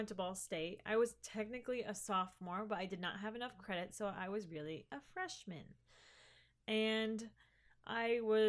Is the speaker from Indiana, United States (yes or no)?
yes; Hoagland, Indiana, United States; But I mean, I was technically a freshman coming into a college that wasn't my hometown.